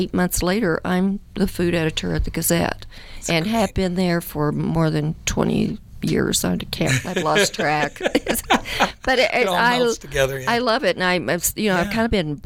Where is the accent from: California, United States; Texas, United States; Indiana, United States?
Texas, United States; West; now in Colorado Springs, United States; I grew up in West Texas